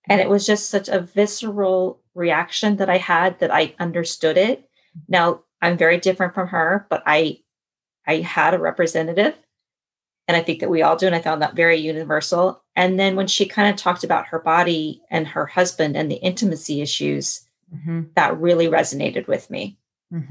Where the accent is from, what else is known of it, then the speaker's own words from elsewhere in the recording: Colorado, United States; also born or lived in East Coast; now in San Francisco, United States; I was originally from Colorado and spent 18 years on the East Coast